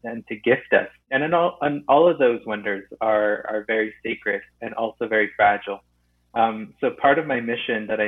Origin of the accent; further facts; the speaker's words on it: Sturgeon Lake Cree Nation, Northern Alberta, Canada; I'm from Northern Alberta, Sturgeon Lake Cree Nation in Treaty 8 territory.